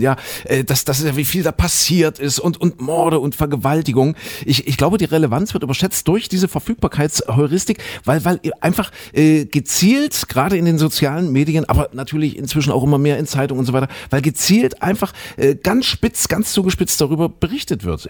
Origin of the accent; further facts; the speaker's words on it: Leipzig, Saxony, Germany; wir waren ja damals, ja, Mensch, Schüler, 18 Jahre aus der DDR